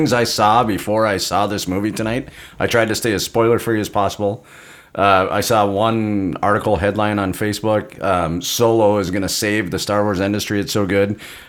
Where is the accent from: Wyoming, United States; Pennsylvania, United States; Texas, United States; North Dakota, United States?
North Dakota, United States; Carrington; moved away; none of those came to my hometown.